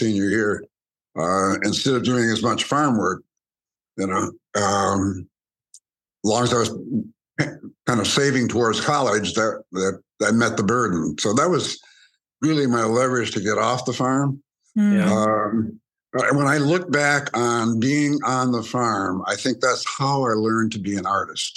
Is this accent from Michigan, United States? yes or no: yes; Grand Blanc, Michigan, United States; also born or lived in Byron, Michigan; I was raised in Grand Blanc, Michigan, on my mother's family farm